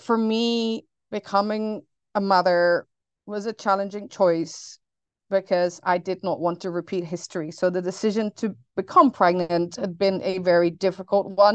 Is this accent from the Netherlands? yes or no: yes; Netherlands; now in New Orleans, United States; I grew up in the Netherlands, hence the name